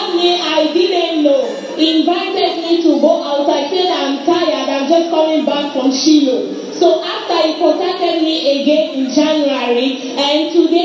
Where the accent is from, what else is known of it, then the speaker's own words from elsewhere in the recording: Cotonou, Littoral, Benin; I am from Cotonou, Benin.